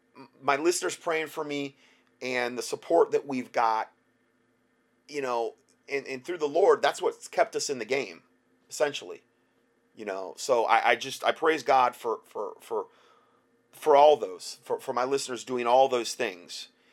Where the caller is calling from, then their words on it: Phoenix, Arizona, United States; I'm from Phoenix, Arizona area.